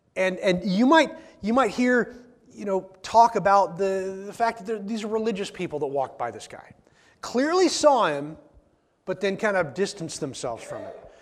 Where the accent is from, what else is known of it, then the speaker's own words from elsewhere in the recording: the Northwest, Pacific Northwest, United States; we're from the Northwest